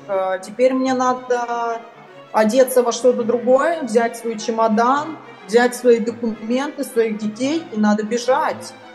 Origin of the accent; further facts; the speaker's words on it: Moscow, Russia; moved away; also born or lived in Kyiv, Ukraine; я родилась в Москве и 14 лет живу в Украине